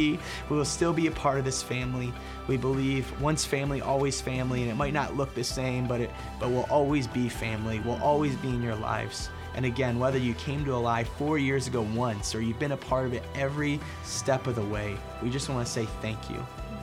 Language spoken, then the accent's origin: English; Ohio, United States; we feel like God is calling us back home to Ohio. We're both from Ohio, and we met here, as most of you know.